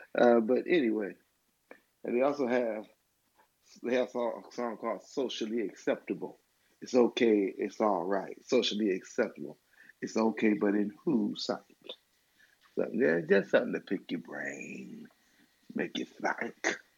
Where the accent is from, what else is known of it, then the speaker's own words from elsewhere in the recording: Michigan, United States; now in Alabama, United States; I'm from Michigan. And pulling from Michigan, my wife is from Alabama, and I'm in Alabama right now.